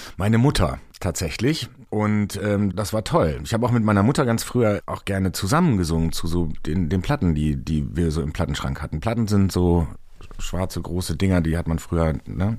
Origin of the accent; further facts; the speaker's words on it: North Rhine-Westphalia, Germany; now in Hamburg, Germany; ein Stück Herz von mir bleibt auch immer in meiner alten Heimat Nordrhein-Westfalen